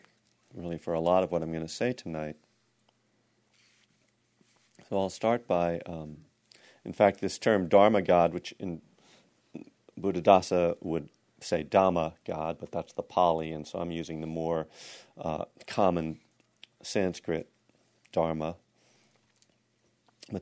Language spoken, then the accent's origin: English; Texas, United States; everybody back in my hometown in Texas are praying for my team.